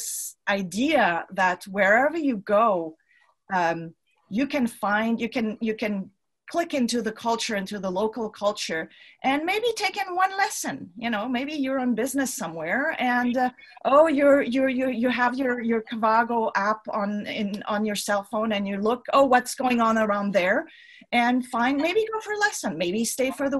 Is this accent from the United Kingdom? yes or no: no; Switzerland; I'm from Switzerland myself